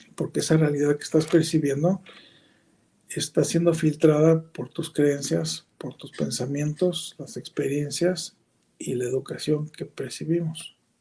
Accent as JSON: {"language": "Spanish", "country": "Mexico", "said": "como nacimos ahí, vivimos ahí, somos mexicanos"}